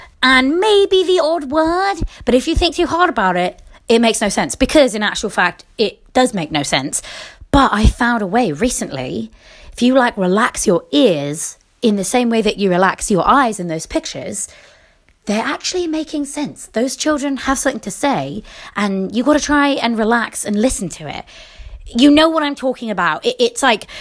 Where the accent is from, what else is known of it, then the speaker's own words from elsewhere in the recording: England, United Kingdom; accent: British; moved away; also born or lived in United States; I'm English. This is how we talk